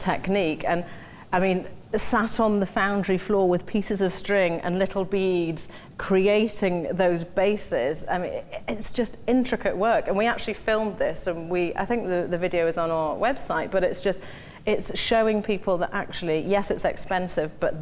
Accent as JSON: {"language": "English", "town": "Newcastle upon Tyne", "region": "North East England", "country": "United Kingdom", "tie": "born or raised there", "said": "growing up in Newcastle, I was very fortunate to have a privileged background"}